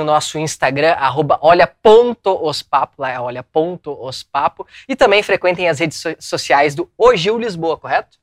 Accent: São Leopoldo, Rio Grande do Sul, Brazil; a gente é de São Leopoldo. É perto de Porto Alegre

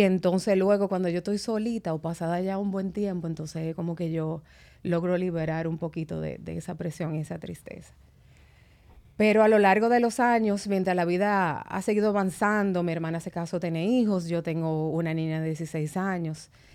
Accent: Santo Domingo, Dominican Republic; also born or lived in Constanza; nosotros nos criamos todos ahí en San Jerónimo

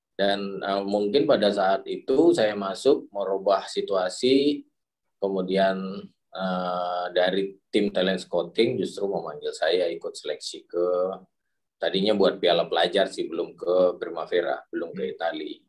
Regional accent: Padang, West Sumatra, Indonesia; saya dari Padang

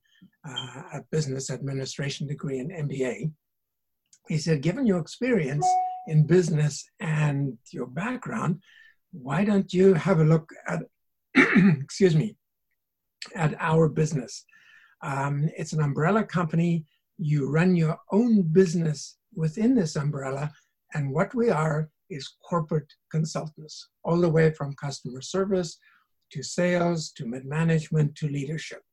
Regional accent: South Africa; moved away as an adult; now in Canada; I grew up in South Africa

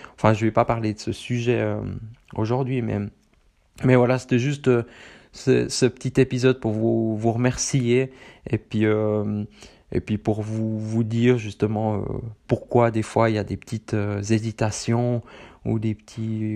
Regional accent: Switzerland; accent: Swiss, from the very middle of Switzerland; moi j'ai un accent euh, suisse, du plein milieu de la Suisse, peut-être pas autant poussé que, que d'autres personnes de ma région

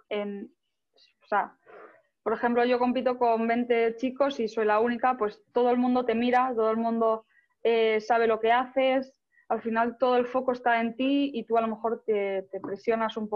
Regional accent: Spain; Bueno, al final yo creo que los españoles, los italianos, vivimos más eh, este deporte, no tanto el fútbol ni, ni otros deportes.

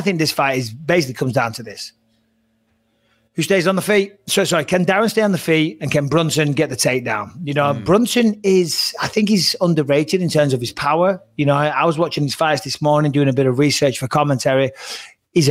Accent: England, United Kingdom; we're all British on there, we're all English

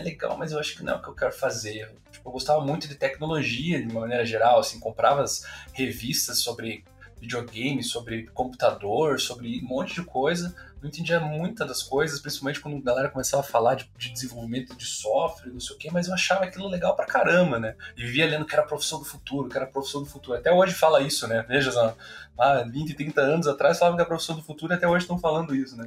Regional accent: Curitiba, Paraná, Brazil; eu sou daqui também, né? nasci em Curitiba, moro em Curitiba

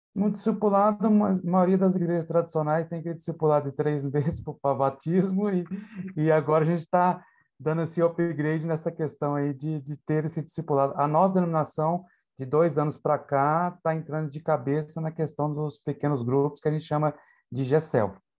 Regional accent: interior of São Paulo, Brazil; also born or lived in southern Brazil; now in Itaquaquecetuba, Brazil; Eu sou da cidade de Itaquacetuba né, São Paulo, da grande São Paulo. É, fui criado no interior de São Paulo

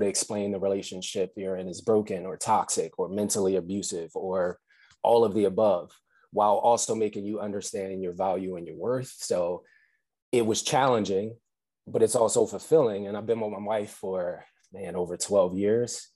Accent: Atlantic City, New Jersey, United States; originally I'm from Atlantic City, uh, so I'm a Jersey boy at heart

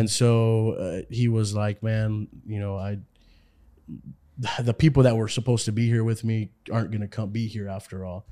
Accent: Houston, Texas, United States; moved away as an adult; now in California, United States; I am from Houston, Texas

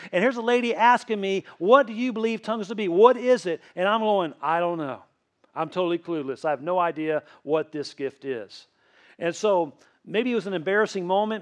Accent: Tennessee, United States; accent: Tennessee; moved away; I grew up in Tennessee most of my childhood

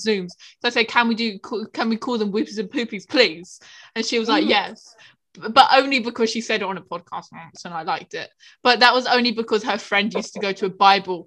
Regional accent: United Kingdom; I'm British

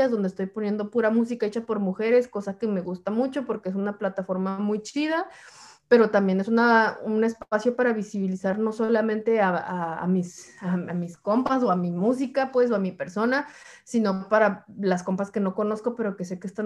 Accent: Puebla, Mexico; now in New York, United States; yo vengo de Puebla a Nueva York, como que no he pasado por otros lugares de Estados Unidos

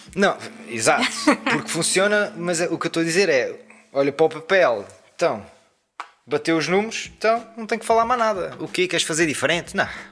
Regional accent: Portugal; moved away as an adult; also born or lived in Lisbon; o facto de vir daqui

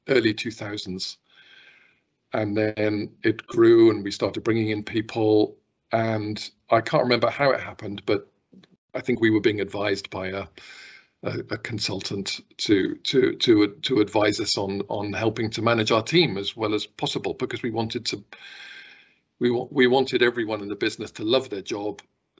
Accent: Stroud, South West England, United Kingdom; moved away as an adult; also born or lived in London / Brussels; now in Scotland, United Kingdom; I was born in Gloucestershire and born in a place called Stroud. And that's where I spent the first part of my life

